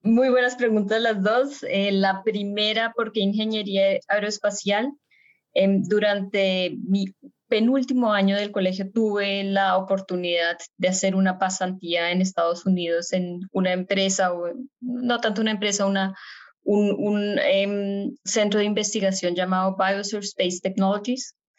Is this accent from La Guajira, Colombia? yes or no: no; Bogotá, Colombia; moved away as an adult; now in Germany; yo nací en Bogotá, Colombia, y no solo nací en Colombia, sino que también crecí en Colombia. Mis primeros 18 años eh, los estuve en, en Bogotá